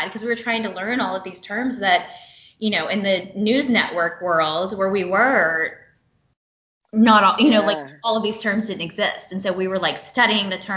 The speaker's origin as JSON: {"language": "English", "region": "South Georgia", "country": "United States", "tie": "born or raised there", "said": "I grew up in South Georgia"}